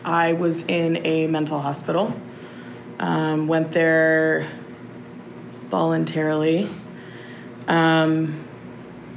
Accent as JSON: {"language": "English", "town": "Austin", "region": "Texas", "country": "United States", "tie": "born or raised there", "said": "I was born and raised here in Austin"}